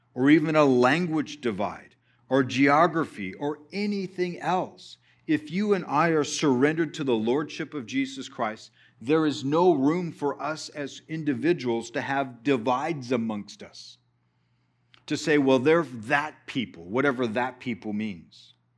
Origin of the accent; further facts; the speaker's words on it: Texas, United States; we're from Texas